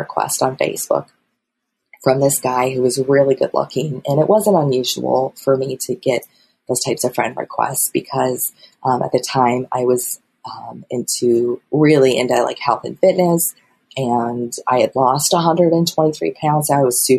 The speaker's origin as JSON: {"language": "English", "region": "Midwest", "country": "United States", "said": "a Midwesterner who lives in a town of 1200 people"}